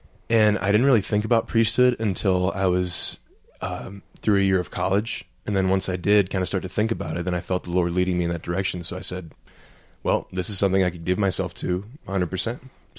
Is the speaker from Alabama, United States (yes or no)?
yes; Mobile, Alabama, United States; Well, John, like you said, I'm from Mobile, Alabama, and I don't have an accent.